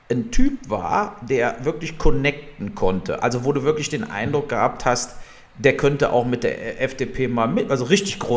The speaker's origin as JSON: {"language": "German", "town": "Wermelskirchen", "region": "North Rhine-Westphalia", "country": "Germany", "tie": "born or raised there", "said": "Der, der Lindner kommt ja aus meiner Heimatstadt äh, Wermelskirchen."}